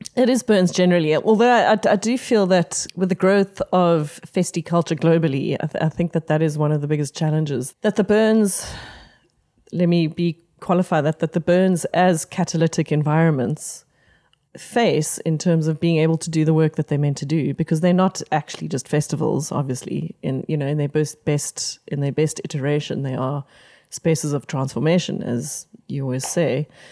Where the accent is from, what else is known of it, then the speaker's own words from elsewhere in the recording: Pretoria, Gauteng, South Africa; I grew up in Pretoria primarily